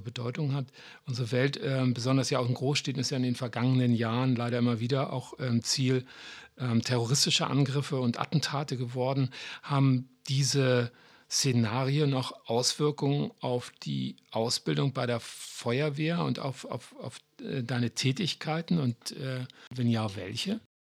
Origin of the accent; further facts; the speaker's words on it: Hamburg, Germany; als Hamburger